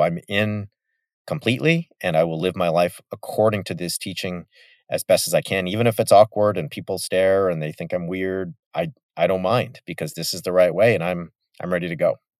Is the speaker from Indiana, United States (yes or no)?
no; Yorba Linda, California, United States; my hometown is Richard Nixon's hometown